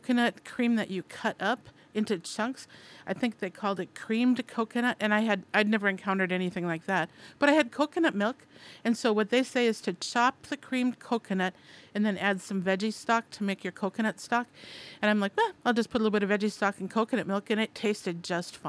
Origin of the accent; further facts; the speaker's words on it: Minnesota, United States; I'm from Minnesota, and that was settled by Swedes